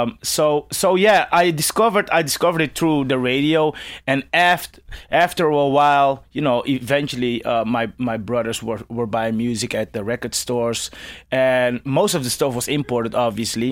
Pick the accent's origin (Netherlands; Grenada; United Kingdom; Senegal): Netherlands; Amsterdam, North Holland; as a kid growing up in Amsterdam